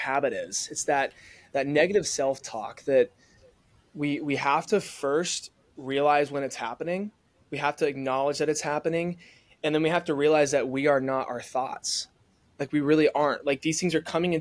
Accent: the South, United States; growing up in the South

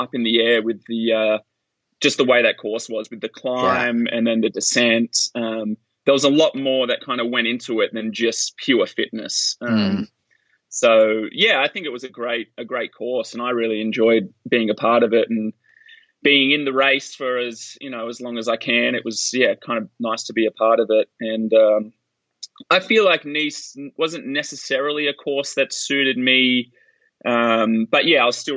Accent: Australia; now in Boulder, United States; growing up as an Australian

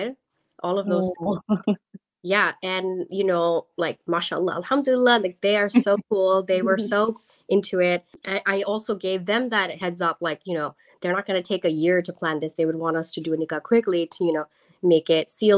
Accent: New York, United States; also born or lived in Bangladesh; I am born in Bangladesh, but I am American. I moved to New York when I was about 1 year old. So I have lived here my whole life.

